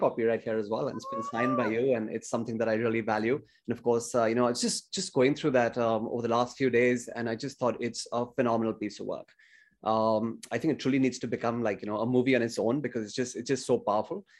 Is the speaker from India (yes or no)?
yes; India; growing up in India in the eighties